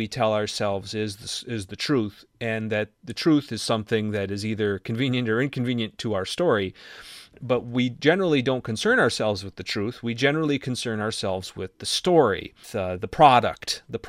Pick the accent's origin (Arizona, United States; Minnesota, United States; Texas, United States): Minnesota, United States; I grew up in Minnesota, and the people in my hometown would have given me the shirt off their backs